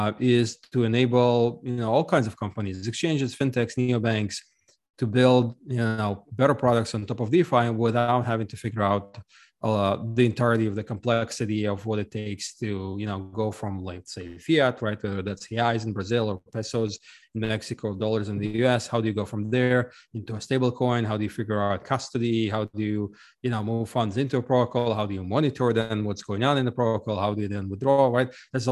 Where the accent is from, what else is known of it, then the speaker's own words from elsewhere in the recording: Ukraine; now in United States; I'm actually originally from Ukraine, but I left a long time ago, and I lived in a number of countries around the world, eventually settling in the US.